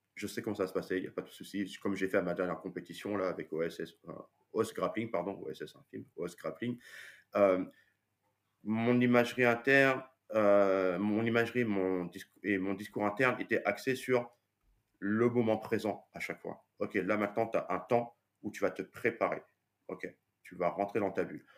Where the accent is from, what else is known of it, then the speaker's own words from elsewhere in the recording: France; nous en tant que Français